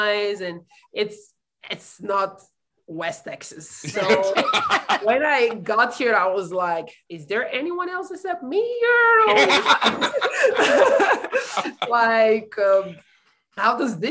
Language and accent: English; Italy; moved away as an adult; now in San Angelo, United States